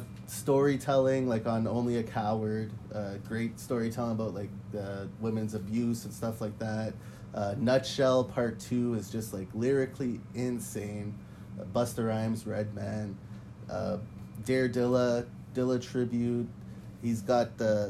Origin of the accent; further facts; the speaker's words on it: Montreal, Quebec, Canada; I'm from Montreal